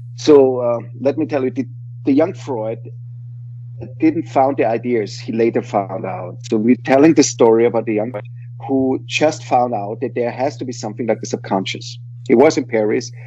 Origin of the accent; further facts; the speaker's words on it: Vienna, Austria; English is a second language; I am from Vienna